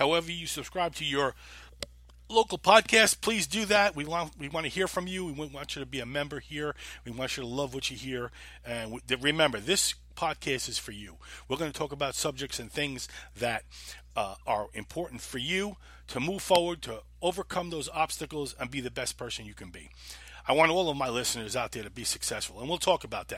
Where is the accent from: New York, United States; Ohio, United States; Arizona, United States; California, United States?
New York, United States; Holbrook; moved away as an adult; also born or lived in Queens, New York / Greensboro, North Carolina; now in Winston-Salem, United States; I lived in a town called Holbrook. Grew up there.